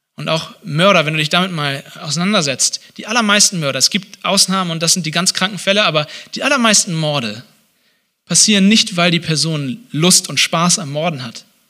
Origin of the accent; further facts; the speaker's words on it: Hamburg, Germany; now in Leipzig, Germany; in Hamburg, wo ich herkomme